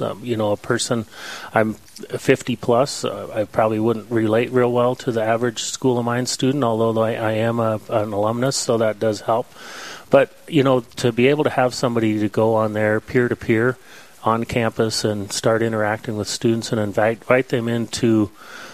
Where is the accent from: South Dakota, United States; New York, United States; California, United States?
South Dakota, United States; Hot Springs; now in Rapid City, United States; I'm a native of Hot Springs, South Dakota, born in Rapid City